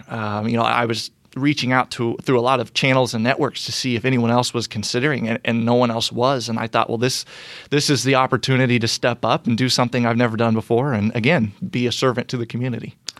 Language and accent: English; Brownsburg, Indiana, United States; also born or lived in Fishers, Indiana; I am a a lifelong Hoosier. I was born and raised in Brownsburg on the west side of Indianapolis